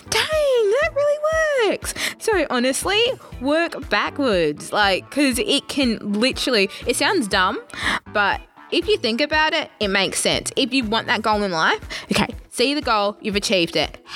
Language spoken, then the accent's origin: English; Kenya; I'm a, technically I'm a Kenyan, so technically I'm meant to be good at running